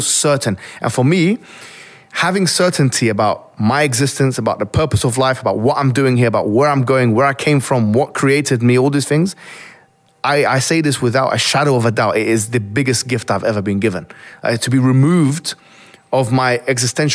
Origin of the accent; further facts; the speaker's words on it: Alexandria, Alexandria Governorate, Egypt; moved away; I'm originally from Egypt in Alexandria, yeah? Mm-hmm. It's my hometown.